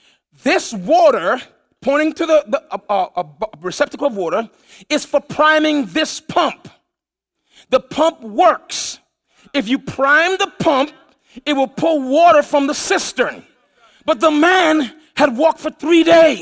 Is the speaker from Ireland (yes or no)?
no; U.S. Virgin Islands; moved away; as a kid, I grew up in the Virgin Islands.